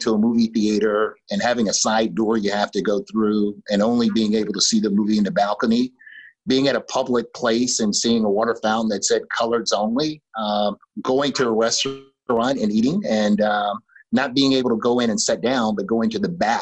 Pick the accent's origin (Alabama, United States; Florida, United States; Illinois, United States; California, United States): Alabama, United States; Florence; Florence, Alabama, next to Muscle Shoals